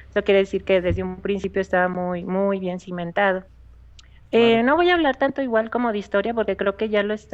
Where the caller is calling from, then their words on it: León, Guanajuato, Mexico; De León, Guanajuato.